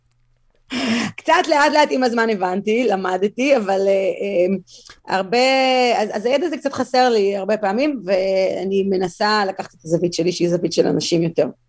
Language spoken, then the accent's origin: Hebrew; Tel Aviv, Tel Aviv District, Israel; moved away as an adult; now in United States; נולדתי בתל אביב, גדלתי בתל אביב